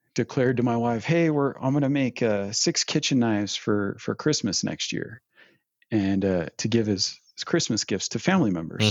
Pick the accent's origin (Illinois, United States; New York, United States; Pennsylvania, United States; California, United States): California, United States; Northern; moved away as an adult; now in Provo, United States; originally born and raised in Northern California